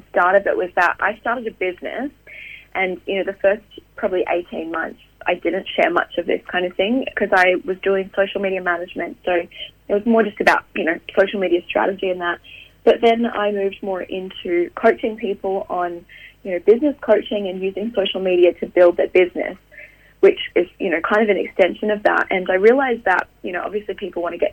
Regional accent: Queensland, Australia; moved away; also born or lived in Sydney / Austria / France / England; I grew up in Queensland

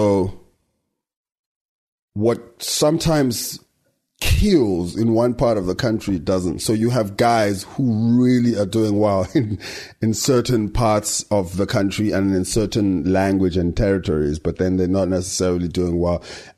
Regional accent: South Africa; we're still African in the sense that we live there and we speak the language and we're in touch with what's happening in South Africa and Africa

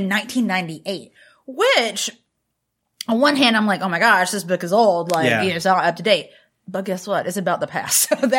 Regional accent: North Carolina, United States; I'm from North Carolina, but like very rural, grew up in not even a Southern Baptist church, but an independent Baptist church

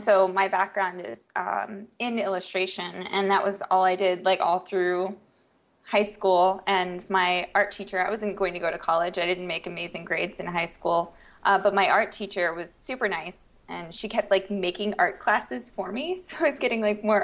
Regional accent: Charleston, West Virginia, United States; moved away as an adult; also born or lived in Texas / Pennsylvania / Washington, District of Columbia, United States; now in Maryland, United States; I'm from Charleston, West Virginia. Super small town. It's so beautiful.

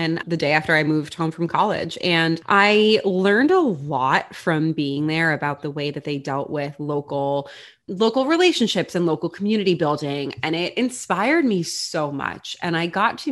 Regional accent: Long Island, New York, United States; also born or lived in Florida; I grew up in New York. I am from Long Island

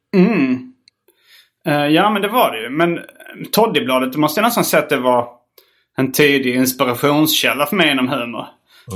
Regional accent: Hjärup, Skåne, Sweden; also born or lived in Lund; vara från Hjärup

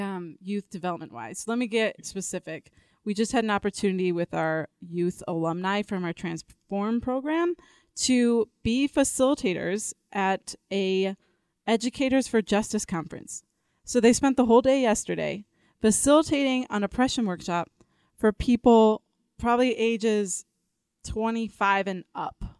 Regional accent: Elgin, Illinois, United States; moved away as an adult; now in Denver, United States; I came to Denver. Uh, six years ago. I'm from the Chicago area, Elgin, Illinois.

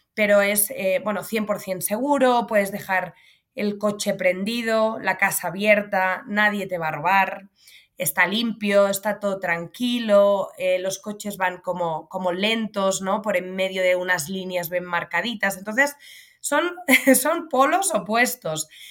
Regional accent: Pineda de Mar, Catalonia, Spain; yo nací y crecí en un pueblo de playa en el norte de Barcelona, en Pineda de Mar.

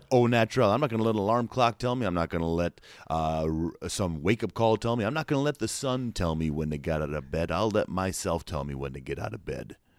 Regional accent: New Jersey, United States; now in Nashville, United States; I was born and raised in New Jersey

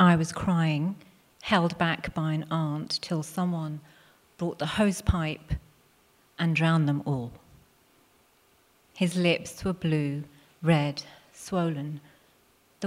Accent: Hounslow, London, United Kingdom; first language Punjabi; English is a second language; I was born in the UK to immigrant parents, Punjabi Sikhs, who arrived at Heathrow, moved 3 miles down the road to Hounslow, and that's where I grew up.

